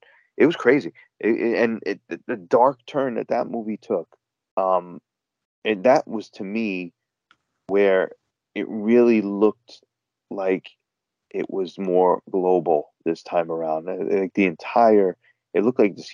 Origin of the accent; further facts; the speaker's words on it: New York City, New York, United States; born and raised in Queens.